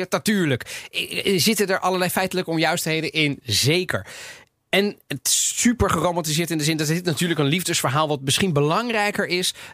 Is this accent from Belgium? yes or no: no; Netherlands; Dus ja, ik bedoel, wij, wij zijn als Nederlanders daarop gaan zitten, die zijn niet gek, toch?